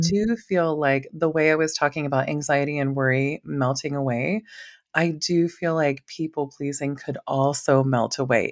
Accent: Maui, Hawaii, United States; moved away as an adult; now in Idaho, United States; being from Maui

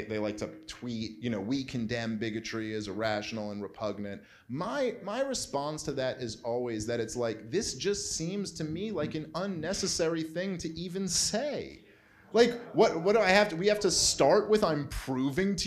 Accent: New York City, New York, United States; I am a Jew from Brooklyn, New York. I've grown up around every type of people

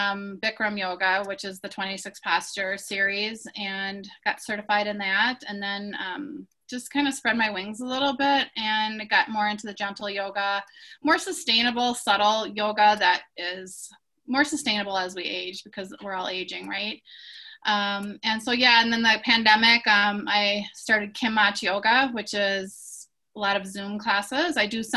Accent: Brooklyn Park, Minnesota, United States; moved away as an adult; also born or lived in Carver County, Minnesota; now in Pueblo, United States; I grew up in Brooklyn Park.

